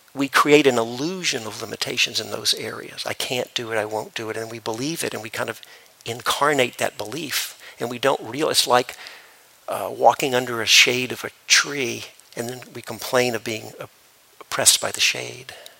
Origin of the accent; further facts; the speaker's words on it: Memphis, Tennessee, United States; I grew up in Memphis, Tennessee